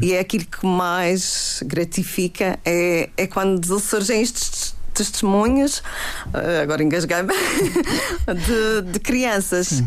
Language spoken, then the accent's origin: Portuguese; Camacha, Madeira, Portugal; já é a minha terra